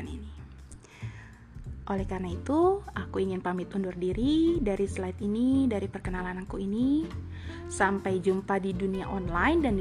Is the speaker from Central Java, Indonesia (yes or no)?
no; Depok, West Java, Indonesia; also born or lived in Jakarta; now in Bandung, Indonesia; Aku ini besarnya berpindah-pindah daerah, berpindah-pindah negara, ngikutin papa kerja tapi tetap asal aku dari Depok. Aku lahir di Jakarta